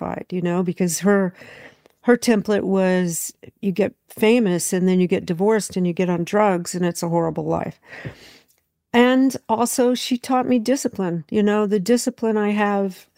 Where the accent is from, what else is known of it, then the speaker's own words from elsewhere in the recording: California, United States; also born or lived in Memphis, Tennessee; we moved to California. I was born in Memphis. We moved to California because when I was 3 years old